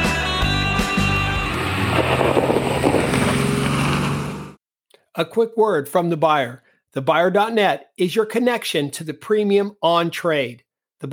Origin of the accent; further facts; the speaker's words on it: California, United States; moved away as an adult; now in London, United Kingdom; California, the Golden State, my home state